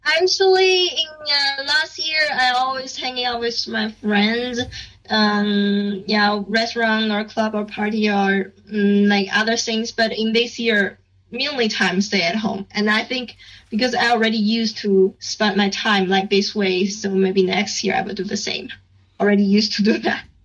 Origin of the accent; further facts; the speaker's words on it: Beijing, China; English is a second language; I'm from Beijing, and I, don't need to go back to my like hometown because I'm just in, in Beijing